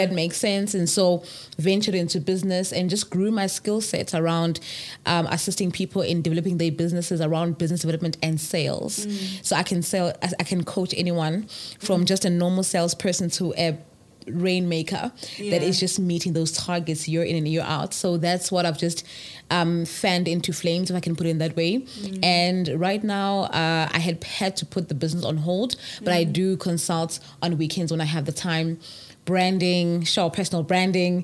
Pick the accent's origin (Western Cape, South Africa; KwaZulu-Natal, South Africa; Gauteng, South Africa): KwaZulu-Natal, South Africa; Ulundi; I grew up in Ulundi.